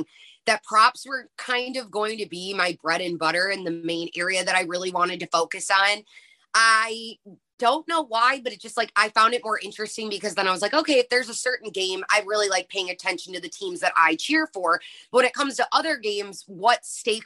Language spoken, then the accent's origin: English; Sandwich, Illinois, United States; moved away as an adult; also born or lived in Iowa / Nebraska; I'm from the Midwest originally. I'm from a really small town called Sandwich, Illinois